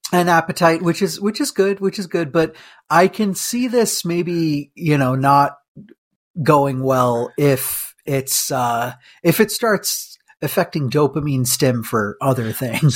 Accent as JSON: {"language": "English", "country": "India", "moved": "yes", "said": "We, we're Indian, Uh, but, like, from India"}